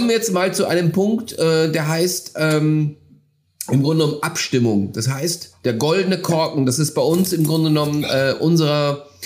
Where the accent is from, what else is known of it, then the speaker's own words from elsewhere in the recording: Schleswig-Holstein, Germany; Ich komme aus Schleswig-Holstein.